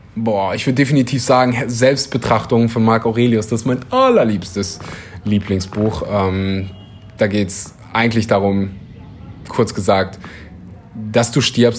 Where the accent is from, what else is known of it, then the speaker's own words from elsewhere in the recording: Kleverland, North Rhine-Westphalia, Germany; now in Bali, Indonesia; Also da, wo ich herkomme, aus dem wunderbaren äh, Rheinland, Kleverland